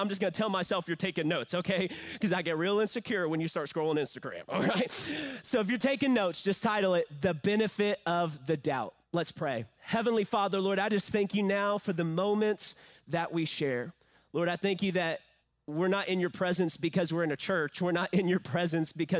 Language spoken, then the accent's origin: English; San Angelo, Texas, United States; I am from San Angelo. I was born at Shannon Medical Hospital downtown, that red building